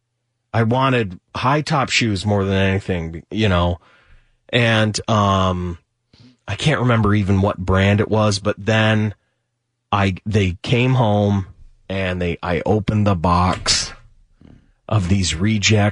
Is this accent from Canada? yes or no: yes; Canada; growing up in Canada